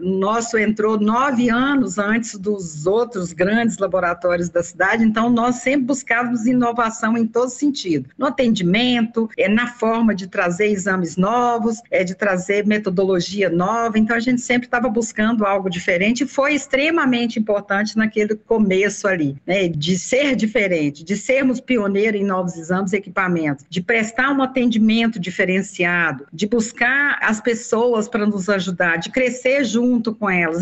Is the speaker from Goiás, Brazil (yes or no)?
yes; Anápolis, Goiás, Brazil; moved away as an adult; now in Brasília, Brazil; mudei para cá porque eu sou de Anápolis, muito próximo daqui, em 1980